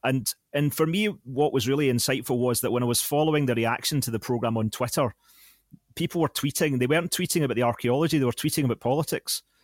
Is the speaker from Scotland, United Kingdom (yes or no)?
yes; Larkhall, Scotland, United Kingdom; I worked at a, um, bingo hall in Lark Hall, my hometown